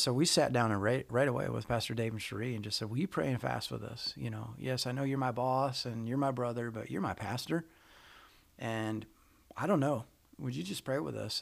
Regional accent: Michigan, United States; moved away as an adult; also born or lived in Arizona; now in Georgia, United States; originally from Michigan

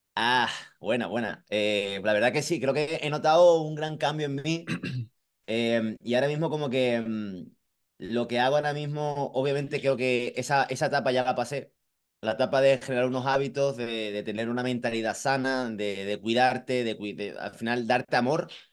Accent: Marbella, Andalusia, Spain; moved away; also born or lived in Madrid; nací aquí en Málaga, eh, España, el sur, de, sur, sur de España, concretamente en Marbella

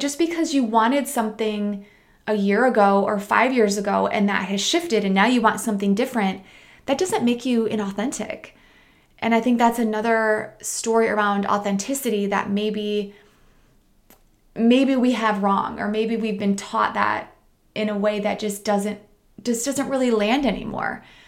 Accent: Midwest, United States; moved away; I'm from the Midwest.

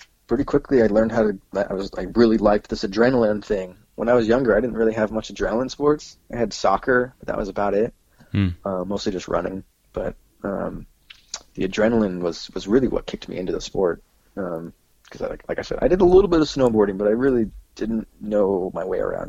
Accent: Tri-Cities, Washington, United States; also born or lived in Ellensburg, Washington; I'm actually from Tri-Cities, so that was where my main community was

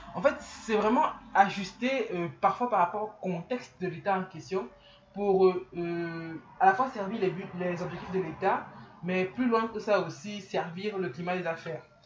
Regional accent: Cameroon; chez nous au Cameroun

